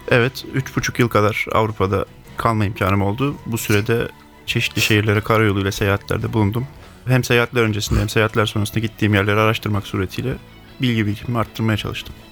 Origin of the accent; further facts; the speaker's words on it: Ankara, Turkey; also born or lived in Europe; 1985 Ankara doğumluyum